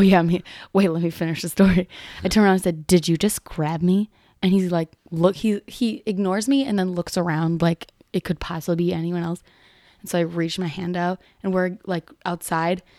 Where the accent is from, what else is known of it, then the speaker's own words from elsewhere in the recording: Chicago, Illinois, United States; I'm from the Sox side